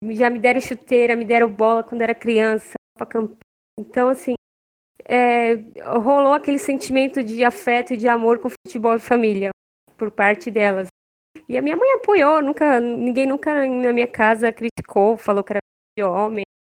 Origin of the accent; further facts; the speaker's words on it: Minas Gerais, Brazil; e assim, as minhas tias, eu lembro que elas são, nós somos mineiros, né?